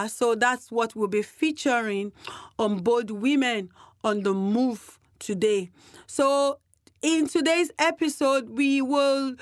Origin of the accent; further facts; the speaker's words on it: Nigeria; now in Canterbury, New Zealand; I'm a Nigerian